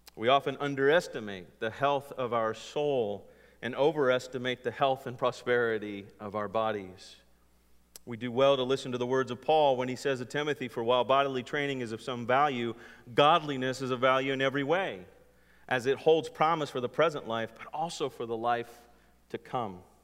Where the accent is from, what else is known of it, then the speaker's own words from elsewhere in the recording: California, United States; growing up in California